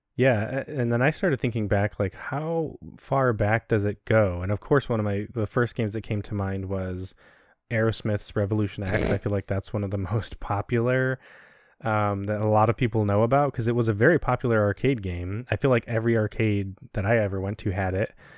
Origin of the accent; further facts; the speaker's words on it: Chicago, Illinois, United States; moved away as an adult; also born or lived in Maxwell Air Force Base, Alabama; we're from Chicago, and so we're used to planes from O'Hare and Midway